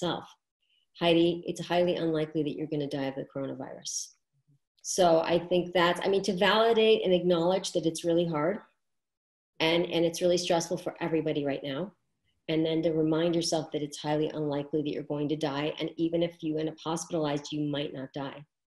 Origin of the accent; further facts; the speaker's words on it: New York City, New York, United States; I am from New York City and that's where I live.